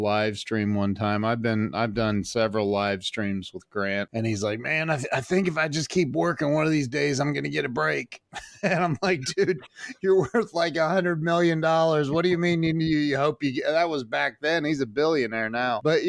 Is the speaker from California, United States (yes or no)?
no; Northwest Ohio, United States; I was born in Northwest Ohio